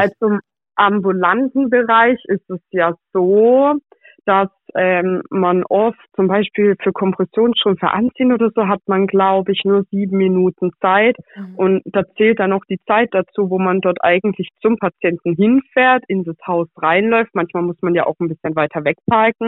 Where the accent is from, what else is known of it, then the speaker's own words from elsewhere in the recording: Pforzheim, Baden-Württemberg, Germany; dass ich aus Pforzheim komme